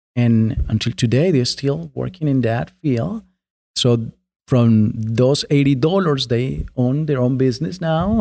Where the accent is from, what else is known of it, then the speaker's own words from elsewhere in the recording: Colombia; now in United States; I was born and raised in a small town in Colombia